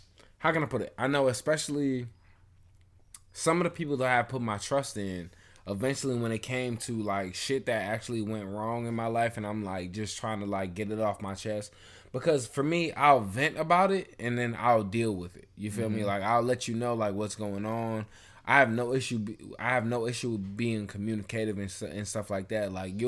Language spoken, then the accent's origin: English; Jamaica; We're Jamaican, nigga. Deal with your shit and go on about your day.